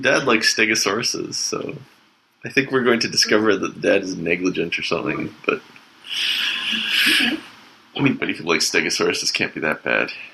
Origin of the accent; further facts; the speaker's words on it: Canada; as a Canadian